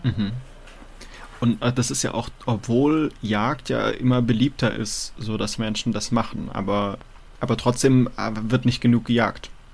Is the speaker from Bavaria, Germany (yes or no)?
yes; Munich area, Bavaria, Germany; now in Mainz, Germany; ich komme aus dem, aus dem Münchner Raum, ähm, da haben wir die Isar und da ist halt sehr viel Wald.